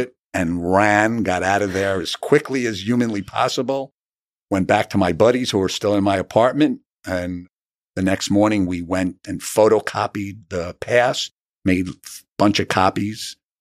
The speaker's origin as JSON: {"language": "English", "town": "New City", "region": "New York", "country": "United States", "also_born_or_lived": "Syracuse, New York / Long Island, New York", "said": "I am from Rockland County, New City, New York"}